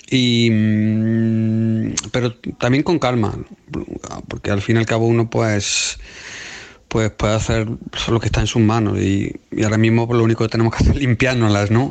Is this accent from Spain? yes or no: yes; Spain; now in United Kingdom; Yo como español